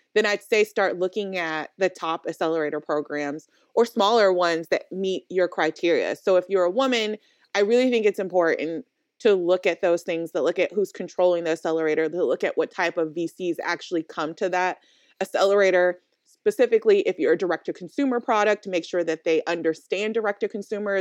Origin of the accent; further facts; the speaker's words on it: Oakland, California, United States; we're both from Oakland, California